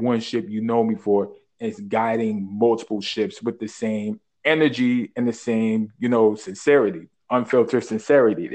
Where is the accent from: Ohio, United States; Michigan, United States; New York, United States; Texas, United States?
New York, United States; New York City; born and raised in Brooklyn.